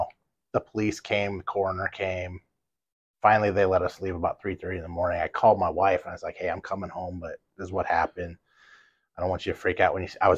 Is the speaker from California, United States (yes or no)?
yes; Los Angeles, California, United States; now in Oswego, United States; South Central LA.